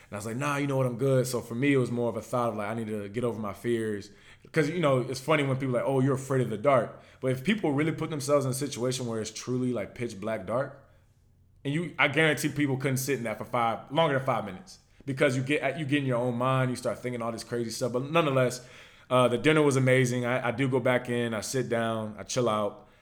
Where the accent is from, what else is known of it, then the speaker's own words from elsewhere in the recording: Virginia, United States; accent: Virginia; I'm from Virginia